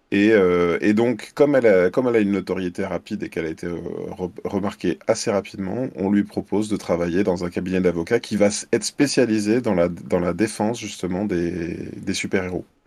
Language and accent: French; Lyon, Auvergne-Rhône-Alpes, France; je suis lyonnais et je fais aussi de la caricature en événementiel, donc à Lyon et ses environs